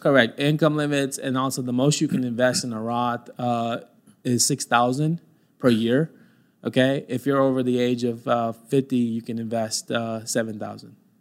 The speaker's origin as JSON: {"language": "English", "town": "Mesquite", "region": "Texas", "country": "United States", "tie": "born or raised there", "said": "I grew up in Mesquite, uh, went to school at Mesquite Poteet"}